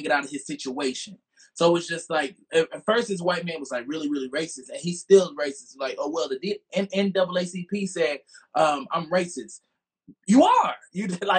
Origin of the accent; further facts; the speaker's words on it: Montgomery, Alabama, United States; I'm from Montgomery, Alabama